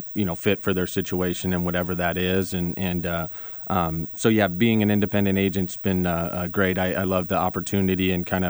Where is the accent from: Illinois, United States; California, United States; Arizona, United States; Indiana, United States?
Arizona, United States; Phoenix; Sure. So I grew up in Phoenix.